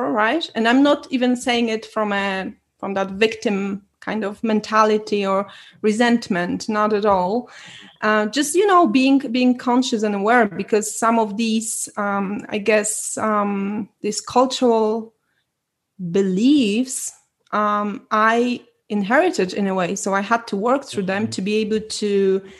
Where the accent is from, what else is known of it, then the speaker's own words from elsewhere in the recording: Poland; moved away as an adult; I was born in Poland, so I'm Polish